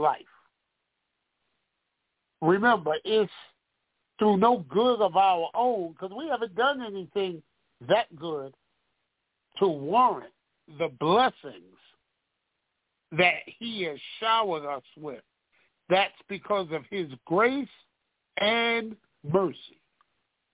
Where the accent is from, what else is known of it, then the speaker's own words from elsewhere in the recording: New York City, New York, United States; I was growing up on Hart Street in Bedford-Stuyvesant